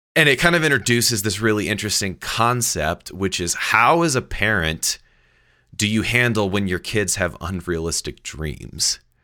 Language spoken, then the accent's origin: English; Indianapolis, Indiana, United States; also born or lived in New York; I grew up in Indianapolis, and I was six years old